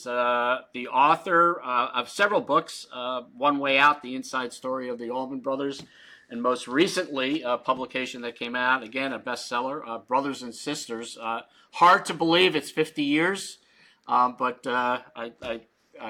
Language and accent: English; Long Island, New York, United States; I grew up on Long Island